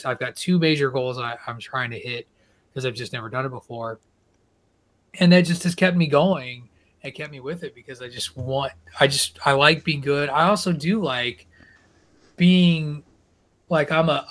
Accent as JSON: {"language": "English", "region": "rural Illinois", "country": "United States", "tie": "born or raised there", "also_born_or_lived": "Connecticut", "moved": "yes", "lives_now": "Massachusetts, United States", "said": "I'm a Midwestern, middle of nowhere, Illinois guy."}